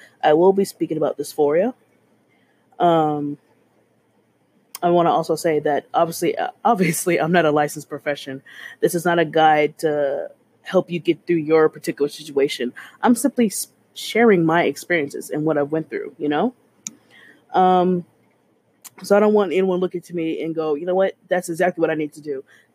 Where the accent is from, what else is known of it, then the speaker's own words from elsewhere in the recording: Texas, United States; I'm a Texan in my late 20s